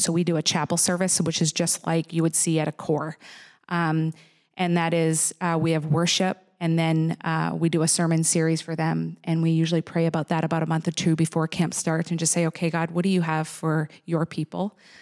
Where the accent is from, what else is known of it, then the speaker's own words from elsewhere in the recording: Nova Scotia, Canada; now in United States; I was born in Nova Scotia.